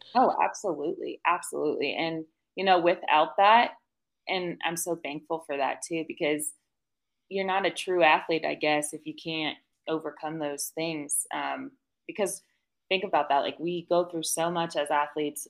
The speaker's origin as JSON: {"language": "English", "town": "Monroe", "region": "Connecticut", "country": "United States", "tie": "born or raised there", "moved": "as an adult", "lives_now": "Colorado, United States", "said": "I actually grew up in Connecticut, um, a little town called Monroe"}